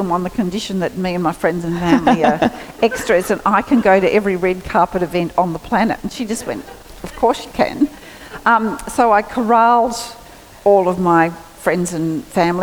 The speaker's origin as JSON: {"language": "English", "town": "Geraldine", "region": "New South Wales", "country": "Australia", "tie": "born or raised there", "said": "we were born and raised in Geraldry"}